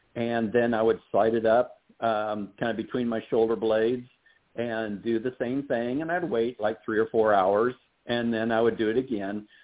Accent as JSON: {"language": "English", "region": "Iowa", "country": "United States", "moved": "yes", "said": "I'm originally from Iowa"}